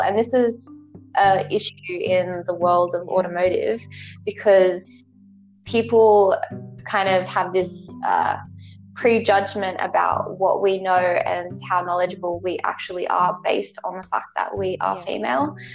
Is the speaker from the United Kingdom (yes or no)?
no; Australia; I'm from Australia